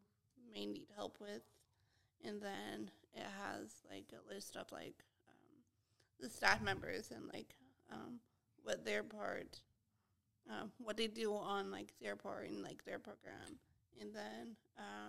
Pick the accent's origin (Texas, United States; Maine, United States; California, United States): California, United States; San Jose; also born or lived in Sacramento, California; now in Fresno, United States; I grew up in San Jose